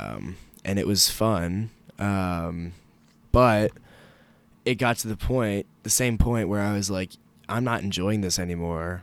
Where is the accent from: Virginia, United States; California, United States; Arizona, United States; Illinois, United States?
Virginia, United States; Alexandria; I'm from Alexandria, Virginia